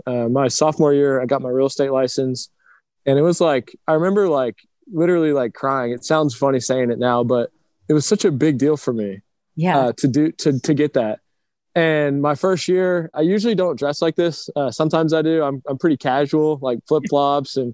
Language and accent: English; Round Rock, Texas, United States; also born or lived in Cleveland, Ohio; I was born in Cleveland. I moved to Round Rock, Texas, just north of Austin when I was three years old